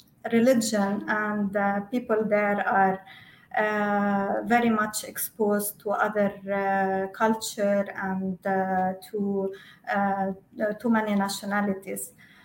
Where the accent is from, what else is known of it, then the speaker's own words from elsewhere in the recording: Lebanon; now in Dubai, United Arab Emirates; I was born in Lebanon, and I was raised there.